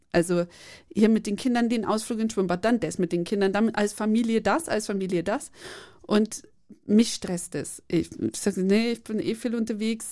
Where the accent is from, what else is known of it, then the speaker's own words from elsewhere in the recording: Bavaria, Germany; ich komme einfach aus Bayern, wir sprechen alles falsch ja, aus